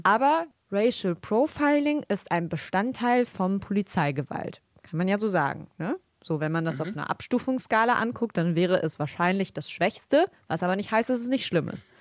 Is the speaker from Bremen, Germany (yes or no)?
yes; Bremen, Germany; Wir kommen ja aus Bremen